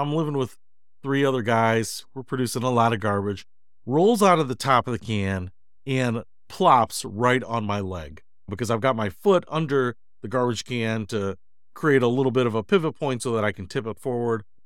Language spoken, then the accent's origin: English; Detroit, Michigan, United States; moved away as an adult; also born or lived in Chicago; I grew up in Detroit